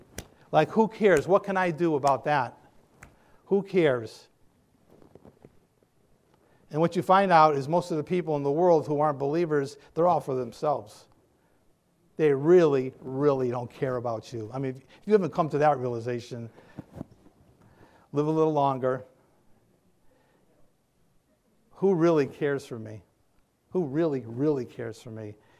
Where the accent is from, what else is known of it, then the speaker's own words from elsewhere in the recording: New England, United States; I'm from New England. I can't do any of that.